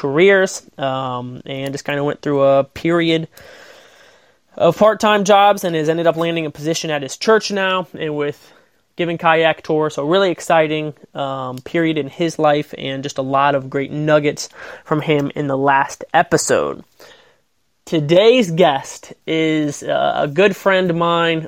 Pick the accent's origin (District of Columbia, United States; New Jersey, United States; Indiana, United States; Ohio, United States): Ohio, United States; Wauseon; born or raised there